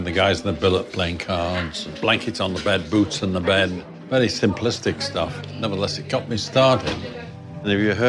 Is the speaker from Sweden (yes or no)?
no; Wales, United Kingdom; Well, I am Welsh.